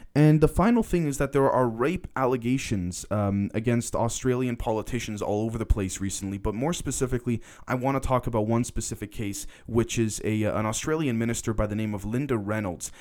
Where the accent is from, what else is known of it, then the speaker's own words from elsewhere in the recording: Canada; I'm a Canadian. I'm not an American.